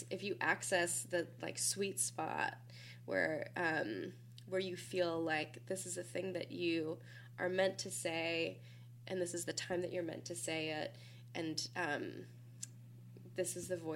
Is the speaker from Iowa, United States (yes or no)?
no; Minnesota, United States; now in Philadelphia, United States; I'm from Minnesota, as you mentioned, and and as I mentioned, come from like church tradition